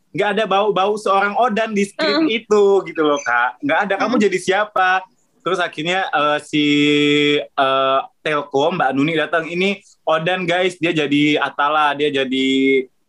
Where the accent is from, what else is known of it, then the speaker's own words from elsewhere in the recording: Palembang, South Sumatra, Indonesia; now in Jakarta, Indonesia; dari kecil waktu di Palembang